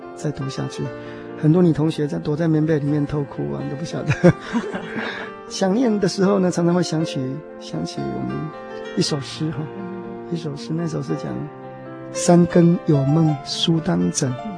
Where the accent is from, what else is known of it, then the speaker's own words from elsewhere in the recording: Taiwan; moved away as an adult; also born or lived in Taipei, Taiwan / New Jersey, United States / New York, United States; now in United States; 因为我是从移民县过来的，所以我心里有一个想法，就是要，我， 要回到故乡去看一看